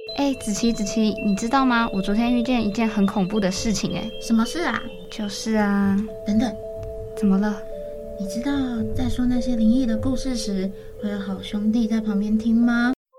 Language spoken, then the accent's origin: Chinese; Yilan County, Taiwan; 我们移了那边又是比较潮湿的